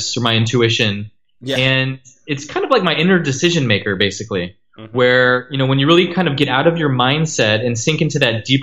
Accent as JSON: {"language": "English", "area": "Bay Area", "region": "California", "country": "United States", "tie": "born or raised there", "also_born_or_lived": "Arizona / Nepal / India", "moved": "yes", "lives_now": "France", "said": "I was born in Arizona and grew up in the Bay Area"}